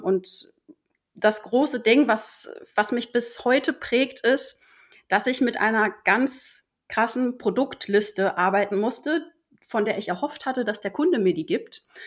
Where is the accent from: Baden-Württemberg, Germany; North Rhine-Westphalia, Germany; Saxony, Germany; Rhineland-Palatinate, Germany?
North Rhine-Westphalia, Germany; Ruhr area; moved away as an adult; now in Hamburg, Germany; komme aber eigentlich aus dem Ruhrpott